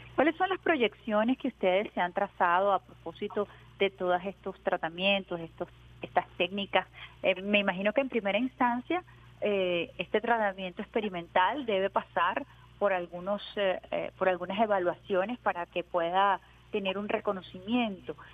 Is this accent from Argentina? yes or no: no; Venezuela